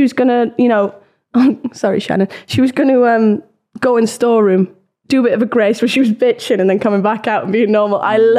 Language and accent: English; Wales, United Kingdom; I'm from Wales.